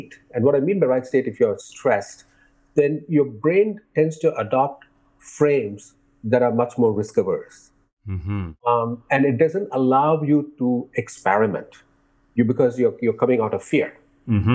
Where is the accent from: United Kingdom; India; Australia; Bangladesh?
India; growing up in India